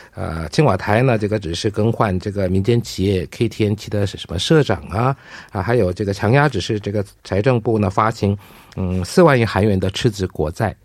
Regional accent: South Korea; 我们韩国人

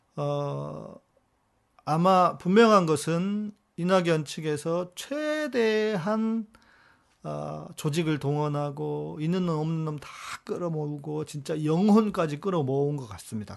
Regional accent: South Korea; 우리는 한국 사람들은

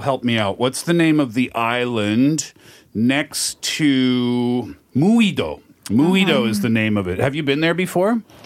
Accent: Canada; we're from Canada

